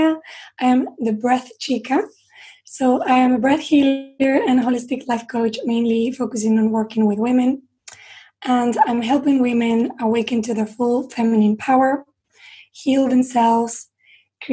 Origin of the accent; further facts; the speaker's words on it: Spain; also born or lived in London; now in England; when I came to live in England, because I'm from Spain